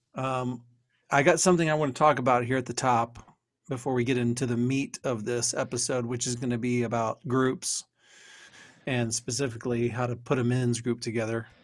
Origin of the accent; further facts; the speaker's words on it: Texas, United States; now in Ohio, United States; if you looked on my birth certificate, it would say I'm from Texas